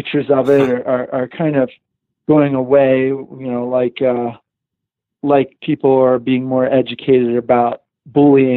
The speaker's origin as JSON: {"language": "English", "region": "East Coast", "country": "United States", "tie": "born or raised there", "said": "I grew up surfing in the East Coast"}